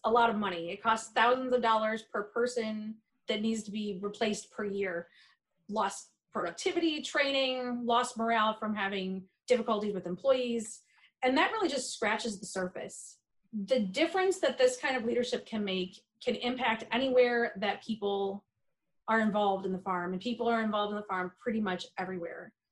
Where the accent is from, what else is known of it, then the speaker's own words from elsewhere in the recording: Michigan, United States; also born or lived in South Carolina; I'm from a dairy farm in mid-Michigan